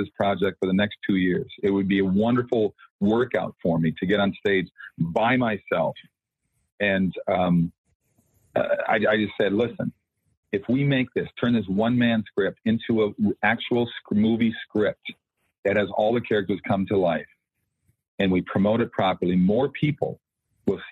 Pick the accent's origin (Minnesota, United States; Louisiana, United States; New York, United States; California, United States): Minnesota, United States; I grew up in the Lutheran church in Minnesota, typical Scandinavian that I am, Norwegian boy.